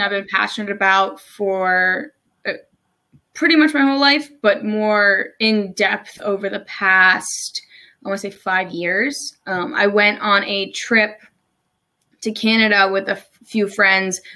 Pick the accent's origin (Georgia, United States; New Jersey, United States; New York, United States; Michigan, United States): New Jersey, United States; moved away as an adult; also born or lived in Maryland; now in Salisbury, Maryland, United States; I'm originally from New Jersey. I moved to Maryland about three, almost three years ago now